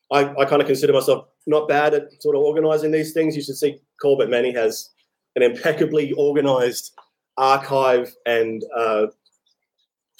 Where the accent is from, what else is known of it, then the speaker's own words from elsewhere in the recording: Australia; moved away as an adult; also born or lived in Vietnam; So I leave Vietnam, go back to Australia. I say to my parents, when I went back to my hometown